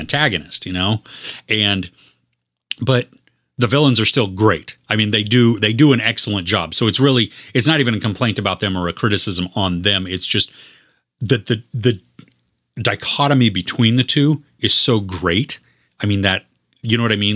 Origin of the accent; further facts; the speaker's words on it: United States; I grew up in the United States